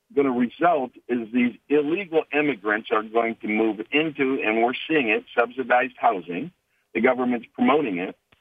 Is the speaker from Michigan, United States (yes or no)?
yes; Detroit, Michigan, United States; now in Kansas, United States; what I grew up in in Highland Park in in the inner city of Detroit